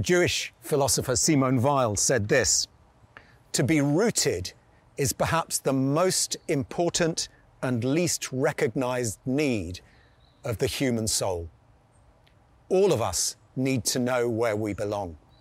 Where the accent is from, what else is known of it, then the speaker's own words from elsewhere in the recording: Amsterdam, North Holland, Netherlands; moved away as an adult; also born or lived in IJburg; now in Almere, Netherlands; Ik kom uit Amsterdam